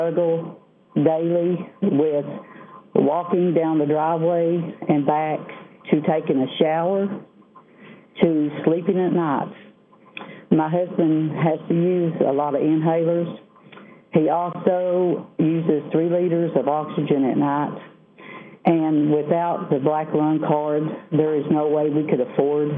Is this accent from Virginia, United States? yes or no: yes; Southwest Virginia, United States; I am from Southwest Virginia.